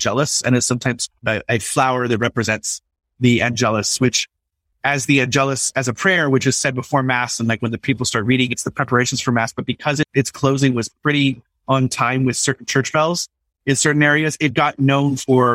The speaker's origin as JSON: {"language": "English", "region": "Southern California", "country": "United States", "also_born_or_lived": "New York", "moved": "as an adult", "said": "I'm from Southern California, so my ocean is the Pacific"}